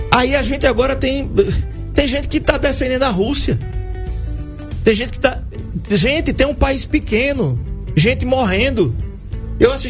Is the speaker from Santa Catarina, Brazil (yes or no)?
no; Maceió, Alagoas, Brazil; quando eu nasci em Maceió, todo mundo sabe disso, eu ia para o, o, o, Trapichão assistir CSA e CRB de Milson Melo, com as duas torcidas juntas.